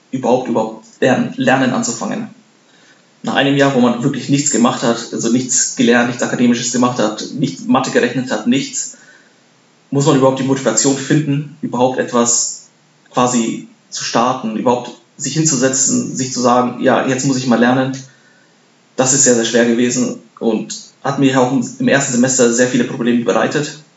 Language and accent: German; Bavaria, Germany; now in Darmstadt, Germany; zum einen wollte ich äh, in der Nähe studieren, wo ich aufgewachsen bin. Ich komme aus Bayern.